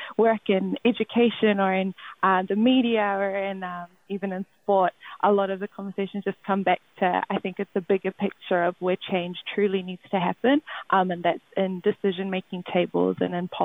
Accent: Waikato, New Zealand; now in Auckland, New Zealand; born and bred in the Waikato, now living in Tamaki Makaurau

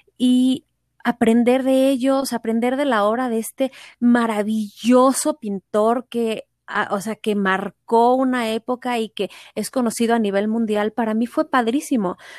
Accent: Mexico City, Mexico; also born or lived in Cancún; Yo nací y crecí en la Ciudad de México

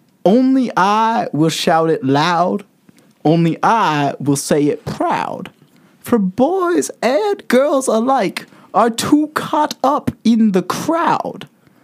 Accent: Tennessee, United States; I am from Tennessee, born and raised.

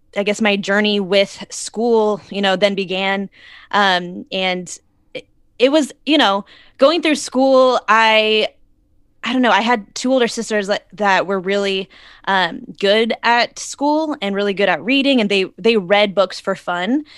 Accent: Arizona, United States; moved away as an adult; now in Los Angeles, United States; I'm originally from Arizona, and I moved out to L A about six years ago

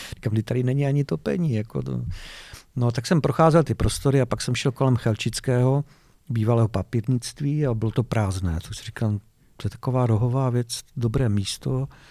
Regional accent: Ostrava, Moravian-Silesian Region, Czechia; also born or lived in Vítkov; Já jsem se narodil ve Vítkově, ale když jsem měl rok, tak jsem se přestěhoval do Ostravy.

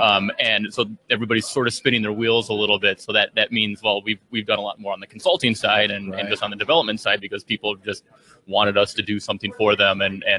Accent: St. Paul, Minnesota, United States; I'm from St. Paul, Minnesota.

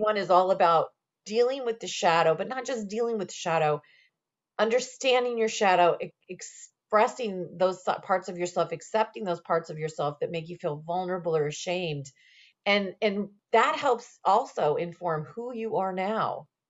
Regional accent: Indiana, United States; moved away; I was originally from Indiana.

